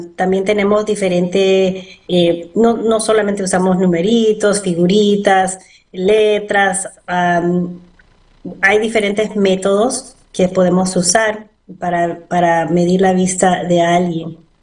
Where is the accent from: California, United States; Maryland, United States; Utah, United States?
Maryland, United States; Bethesda; also born or lived in Peru / Pennsylvania; Yo me crié ah, en Bethesda, fui a la Universidad de Maryland